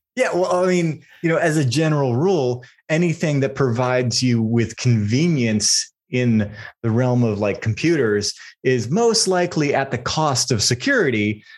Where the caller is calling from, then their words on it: Austin, Texas, United States; I'm calling in from Austin, Texas